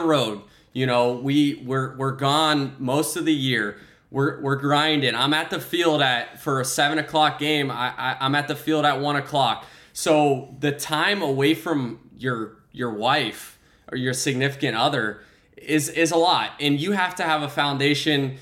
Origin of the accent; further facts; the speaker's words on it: Tampa, Florida, United States; Tampa Bay, my hometown team